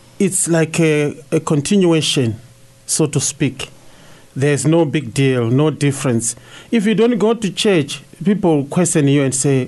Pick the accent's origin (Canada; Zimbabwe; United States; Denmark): Zimbabwe; I'm from Zimbabwe.